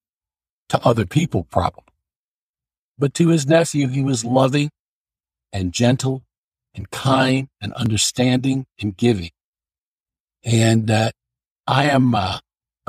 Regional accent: New York City, New York, United States; moved away as an adult; now in Scarsdale, United States; I was born and raised in New York City, Brooklyn, and lived there the first 31 and a half years of my life before I moved to Westchester County, which where I am now in Scarsdale

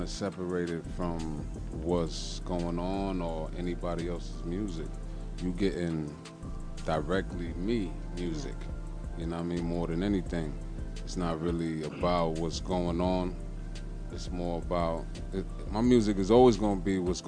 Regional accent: New York City, New York, United States; I'm from the South Bronx

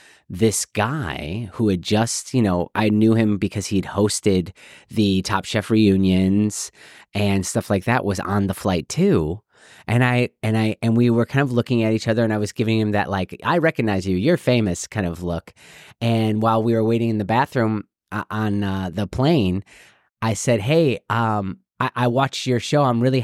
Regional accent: Illinois, United States; I'm from Illinois. I'm from actually north of Chicago

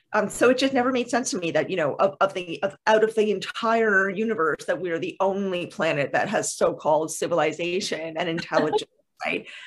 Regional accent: Canada; I am Canadian

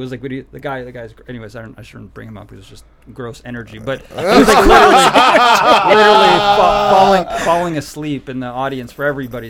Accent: Chicago, Illinois, United States; moved away; also born or lived in Los Angeles; I was born in Chicago. My parents are Russian immigrants, escaped Russia during the Cold War. I was born in Chicago. And then I lived in L.A. for 19 years.

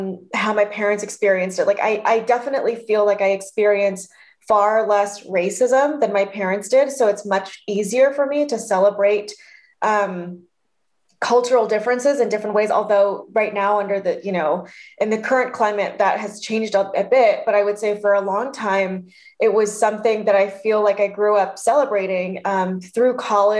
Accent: Denver, Colorado, United States; born there; So I was born in Denver, Colorado, and I lived there for 5 years.

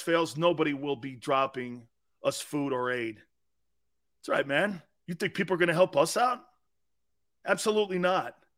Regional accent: United States; I'm an American

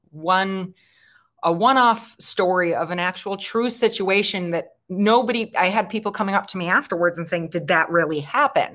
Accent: Chicago, Illinois, United States; moved away; I'm from Chicago

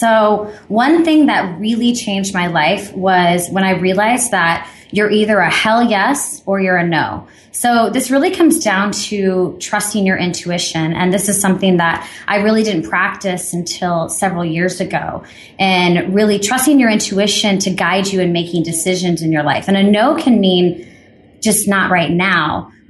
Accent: Midwest, United States; Okay, so I was born and raised in the Midwest, but I always felt a little bit different.

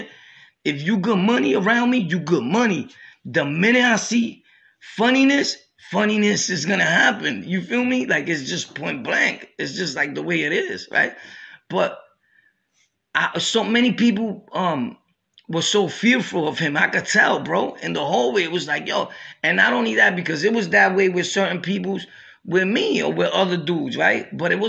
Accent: Brooklyn, New York, United States; also born or lived in Harlem / Jamaica, Queens; I'm from Brooklyn, born and raised

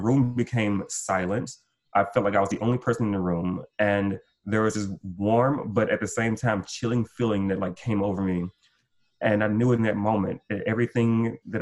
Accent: Gulf Coast, United States; I'm from the Gulf Coast, so we lost our house, we lost everything

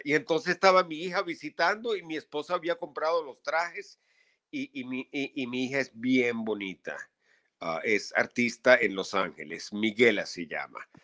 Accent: Venezuela; moved away as an adult; now in New York, United States; nací en Venezuela, estuve ahí hasta los 22

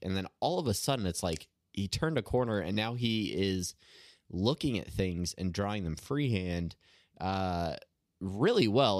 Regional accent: Southern California, United States; I grew up in Southern California

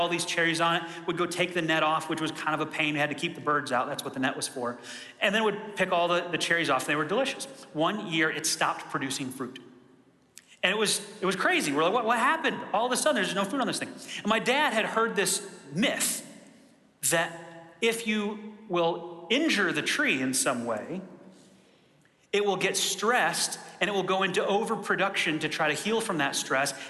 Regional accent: Michigan, United States; I grew up in Michigan in a rural area

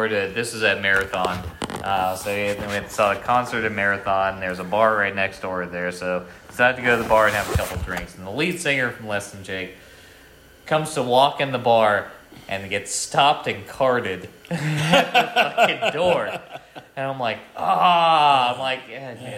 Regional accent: Vermont, United States; even though the whole family was in Boston and everything like that, like, I was raised in Vermont

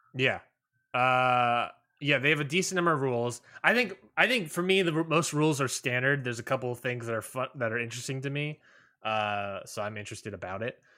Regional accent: Maryland, United States; moved away; I'm from Maryland

